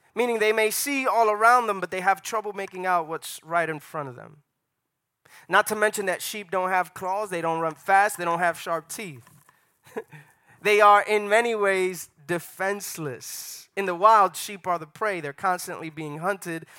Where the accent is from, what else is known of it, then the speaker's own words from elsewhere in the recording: New York City, New York, United States; moved away as an adult; now in Atlanta, United States; I grew up in New York City